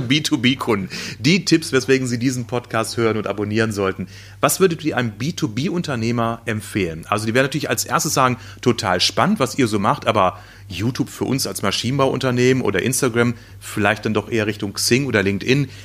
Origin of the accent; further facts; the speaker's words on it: North Rhine-Westphalia, Germany; in meiner Heimat, äh, Ostwestfalen